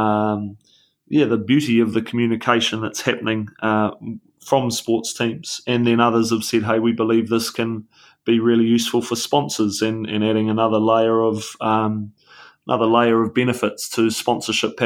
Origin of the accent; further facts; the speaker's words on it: New Zealand; as a New Zealander